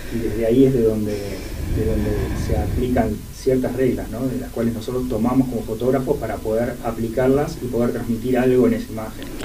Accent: General Roca, Río Negro, Argentina; moved away; yo soy allá de General Roca de Río Negro

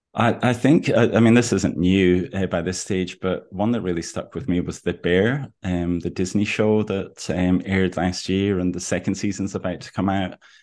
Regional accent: Aberdeen, Scotland, United Kingdom; now in Melbourne, Australia; I come from Aberdeen, which is Scotland's third largest city

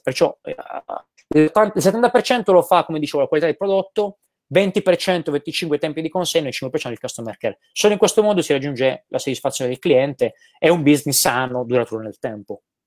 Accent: Gravina in Puglia, Apulia, Italy; moved away as an adult; also born or lived in Milan; now in Tenerife, Spain; nel mio paesino, a Gravina in Puglia

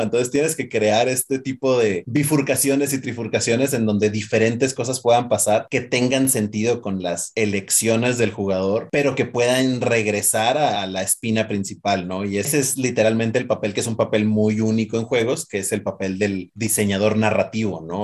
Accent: Mexico; somos chiquitos y mexicanos

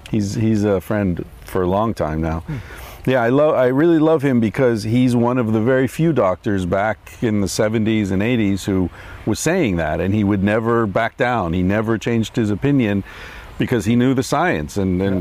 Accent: Pennsylvania, United States; I grew up in Pennsylvania

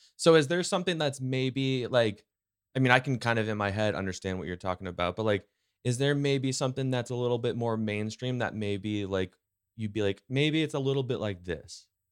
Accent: California, United States; now in Post Falls, United States; the California kid in me

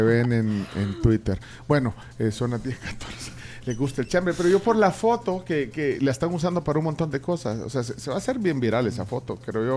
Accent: El Salvador; queremos los salvadoreños

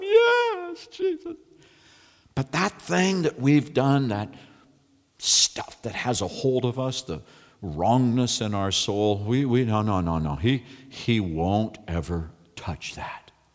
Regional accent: California, United States; I'm from California

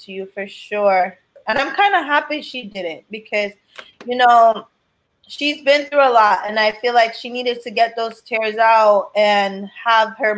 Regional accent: Jamaica; I'm Jamaican

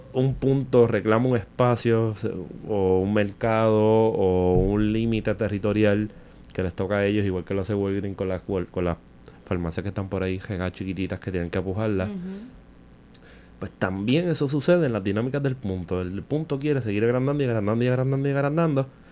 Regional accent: Vega Baja, Puerto Rico; yo me crié en los 90 en Vega Baja

